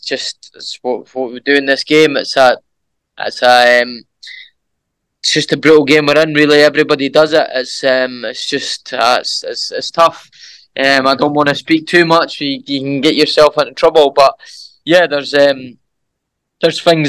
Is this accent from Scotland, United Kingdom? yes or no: yes; Edinburgh, Scotland, United Kingdom; my hometown, Edinburgh